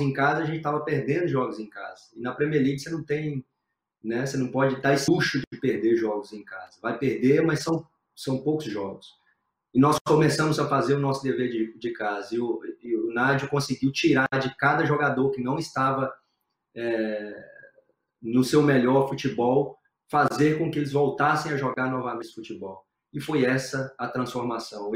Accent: Brazil; moved away as an adult; now in England; eu sou brasileiro, 100% brasileiro

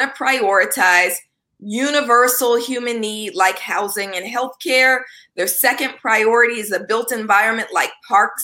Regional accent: Oakland, California, United States; growing up in East Oakland

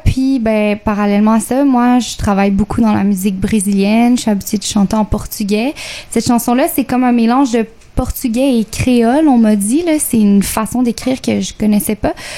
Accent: Quebec, Canada; je suis québécoise d'origine chilienne

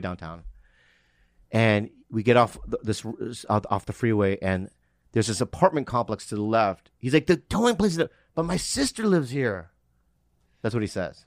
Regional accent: Poway, California, United States; I'm from San Diego. The Poway is in San Diego

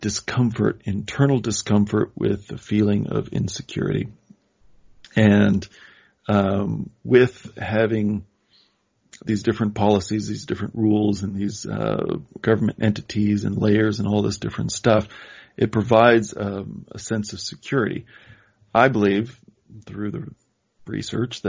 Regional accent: Midwest, United States; I'm from the Midwest

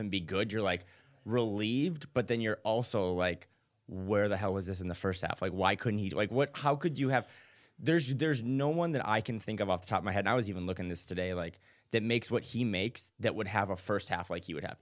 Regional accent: North Dakota, United States; now in Portland, United States; I'm out in Portland. I'm from North Dakota originally

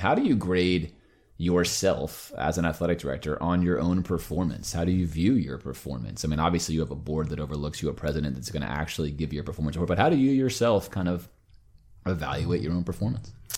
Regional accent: Miami, Florida, United States; Growing up in Miami

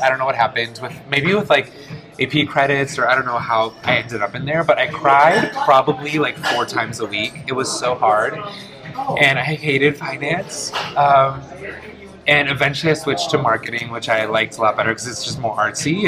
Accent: Detroit, Michigan, United States; first language Polish; English is a second language; I was born and raised in Detroit, uh, first generation. My first language was actually Polish

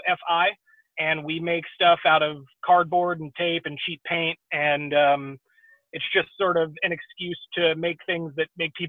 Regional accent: Exeter, New Hampshire, United States; also born or lived in New England; now in Houston, United States; I was born in Exeter

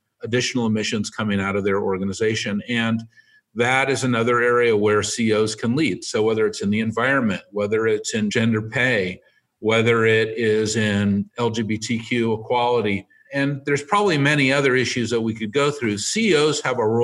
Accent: San Francisco, California, United States; I live in San Francisco. I was born on Divisadero Street

